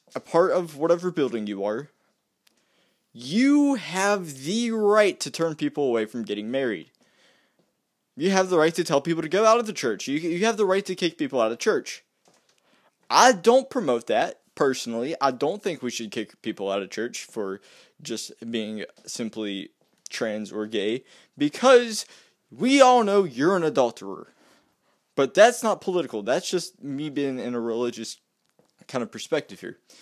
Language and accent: English; West Virginia, United States; I'm from West Virginia